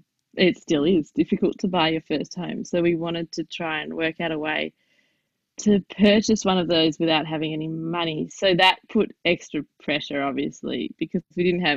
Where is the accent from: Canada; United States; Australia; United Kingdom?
Australia; I'm Jewish Australian